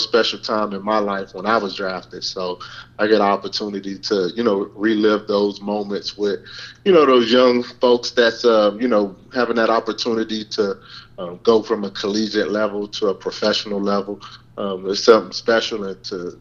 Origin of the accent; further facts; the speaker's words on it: Miami, Florida, United States; moved away as an adult; also born or lived in New Orleans / Baton Rouge / Memphis; my hometown being Miami, Florida